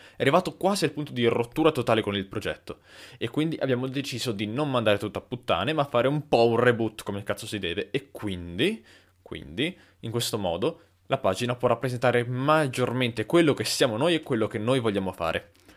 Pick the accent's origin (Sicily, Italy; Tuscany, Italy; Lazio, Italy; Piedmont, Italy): Tuscany, Italy; Lucca; noi siamo di Lucca